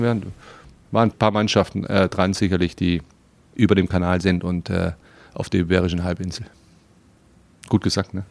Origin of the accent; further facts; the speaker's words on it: Stuttgart, Baden-Württemberg, Germany; also born or lived in Slovenia; now in Berlin, Germany; ich bin Stuttgarter, ja, und da bin ich groß geworden